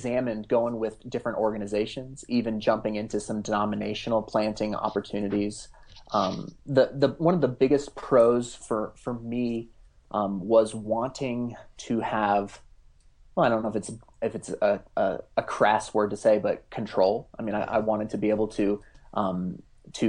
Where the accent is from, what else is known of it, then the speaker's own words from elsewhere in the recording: Front Range of Colorado, United States; I'm actually born and raised in the Front Range of Colorado, and so I have a long history here